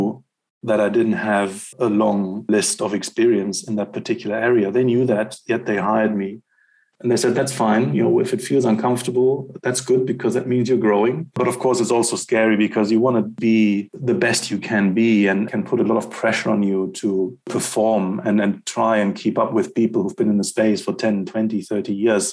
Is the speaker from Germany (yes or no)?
yes; Germany; moved away as an adult; also born or lived in Netherlands / London, United Kingdom; now in South Africa; I'm a European. I grew up in Germany